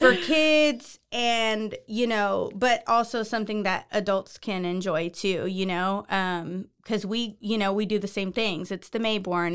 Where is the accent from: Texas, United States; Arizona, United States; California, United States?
Texas, United States; Houston; moved away as an adult; now in Waco, United States; I am not originally from Waco. I'm from Houston, but I've been